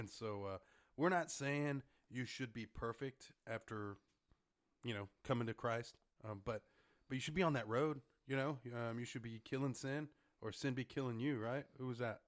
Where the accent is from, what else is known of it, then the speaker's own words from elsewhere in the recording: Harlingen, Texas, United States; I'm from Harlingen